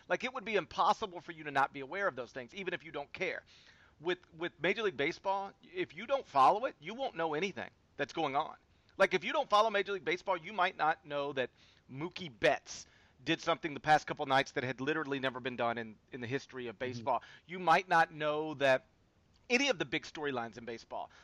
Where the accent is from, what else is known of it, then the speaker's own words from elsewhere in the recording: Memphis, Tennessee, United States; it's my hometown team